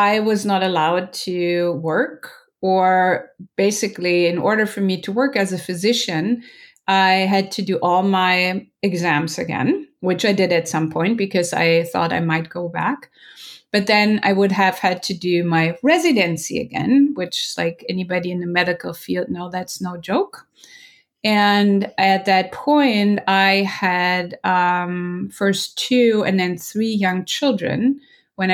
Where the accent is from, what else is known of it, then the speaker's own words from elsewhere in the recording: Germany; moved away as an adult; also born or lived in Berlin, Germany; now in Los Angeles, United States; I'm originally from Germany and I lived in Berlin for a long time.